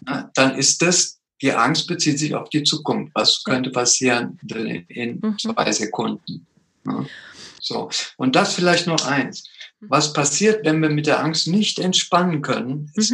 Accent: Germany; also born or lived in Peru; bin als kleiner Junge dreijährig nach Deutschland gekommen

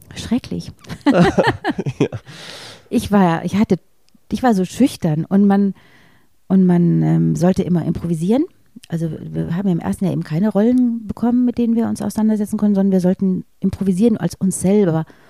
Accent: near Munich, Bavaria, Germany; in dem Ort, wo ich groß geworden bin, in, in der Nähe von München

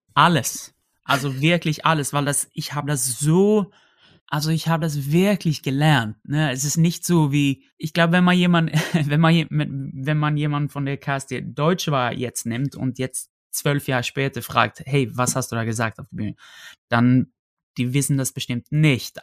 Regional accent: Sweden; German is a second language; moved away as an adult; now in Germany

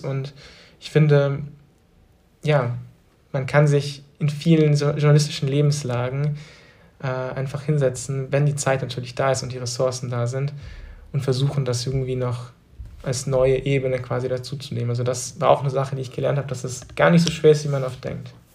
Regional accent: Trossingen, Baden-Württemberg, Germany; moved away as an adult; now in Berlin, Germany; in Trossingen geblieben wäre, in der Kleinstadt, wo ich aufgewachsen bin

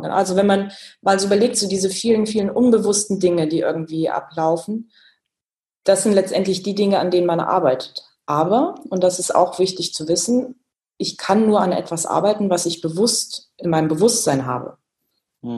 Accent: Kassel, Hesse, Germany; Das war alles in Kassel, wo ich gebürtig herkomme

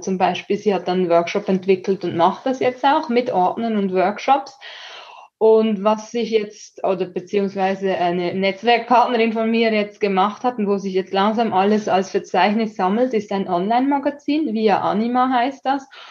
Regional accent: Switzerland; für mich als Schweizerin

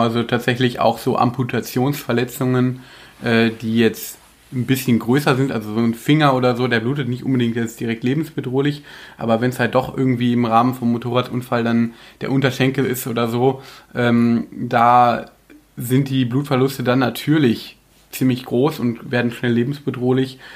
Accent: Germany; bei uns in Deutschland

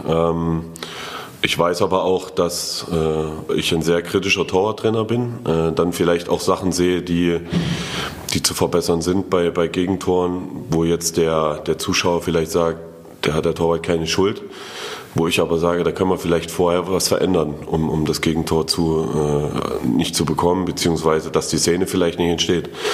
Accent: Erfurt, Thuringia, Germany; als Erfurter

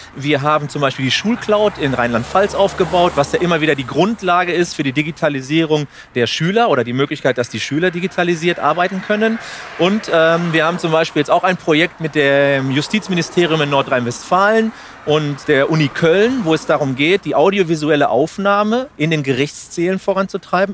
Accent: Spain; now in Germany; Spanien ist, soweit ich weiß, als Spanier auch ein Land in der EU

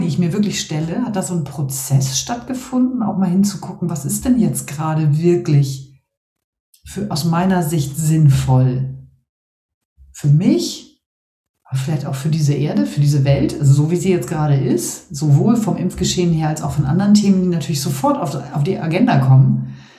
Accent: Northern Germany, Germany; als Norddeutsche

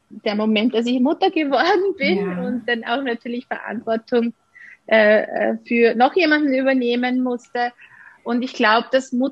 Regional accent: Austria; ich bin gleich mal äh, nach der Matura, wie das bei uns in Österreich heißt, äh, ausgezogen und habe ein Jahr in Italien verbracht.

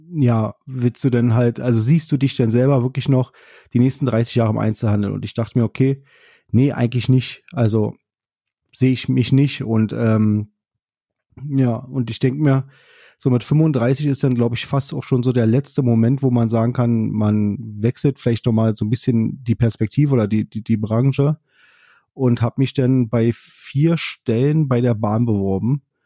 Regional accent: Berlin, Germany; ich komme ja nun aus Berlin und war halt gerade im Zug wieder zurück nach Berlin

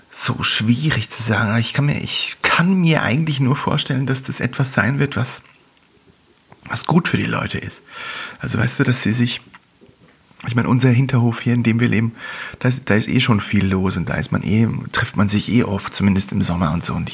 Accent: Visp, Valais, Switzerland; ich bin zwar in Fisp aufgewachsen und da ist nichts passiert

